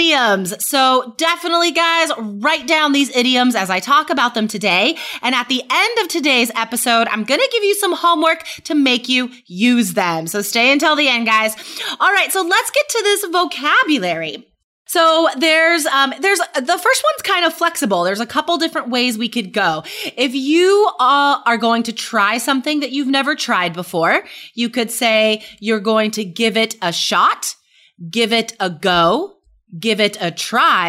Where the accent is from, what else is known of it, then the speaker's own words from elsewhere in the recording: West Coast, United States; I grew up on the West Coast